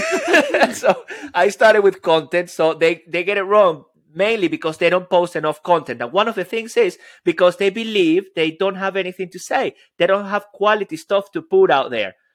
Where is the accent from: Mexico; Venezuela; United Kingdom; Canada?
Venezuela; I'm Latin American, Venezuelan